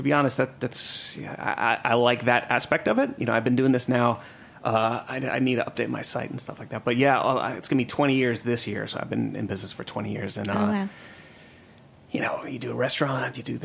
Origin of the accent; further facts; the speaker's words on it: New York, United States; moved away as an adult; also born or lived in Atlanta; I grew up in New York